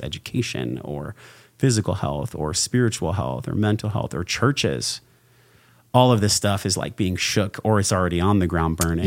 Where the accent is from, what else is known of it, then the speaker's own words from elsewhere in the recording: La Mesa, California, United States; I came from La Mesa, California, which is like East County, San Diego. And, um, I was raised by a mom